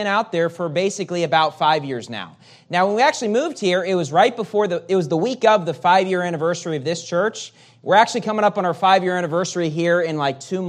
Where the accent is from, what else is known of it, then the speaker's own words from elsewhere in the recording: West Virginia, United States; moved away as an adult; also born or lived in California; I'm from West Virginia, and which is very different than California.